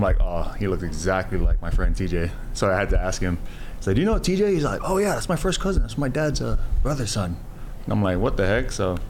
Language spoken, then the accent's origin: English; Laie, Hawaii, United States; I'm from Hawaii.